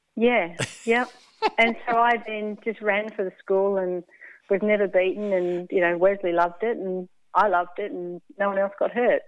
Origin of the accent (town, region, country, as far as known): Melbourne, Victoria, Australia; born or raised there; also born or lived in England